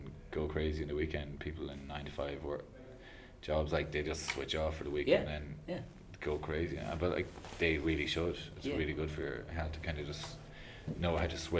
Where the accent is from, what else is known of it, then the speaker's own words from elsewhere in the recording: Kells, County Meath, Ireland; moved away; my hometown of Kells